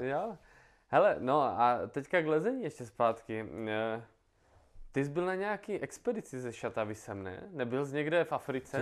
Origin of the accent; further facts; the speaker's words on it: Moravia, Czechia; jsem z Moravy